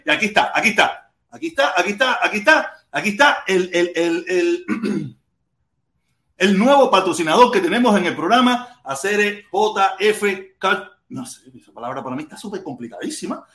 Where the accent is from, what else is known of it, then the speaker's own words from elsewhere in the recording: Pinar del Río, Cuba; now in United States; yo soy pinareño